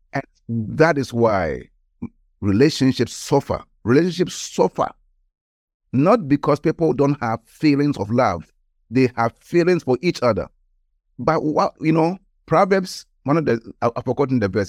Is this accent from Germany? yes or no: no; Ghana; moved away; I was born in Ghana, West Africa, and at the age of around about sixteen years old, I gave my life to Christ. So I was in the high school in Ghana